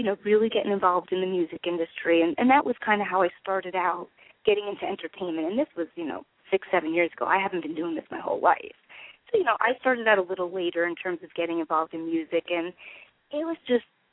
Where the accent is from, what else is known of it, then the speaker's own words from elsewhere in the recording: New Jersey, United States; accent: East Coast; I'm from New Jersey.